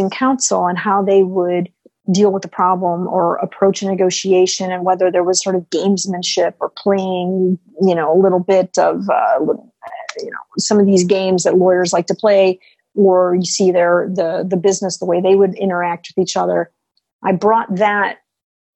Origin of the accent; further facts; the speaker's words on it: United States; as an American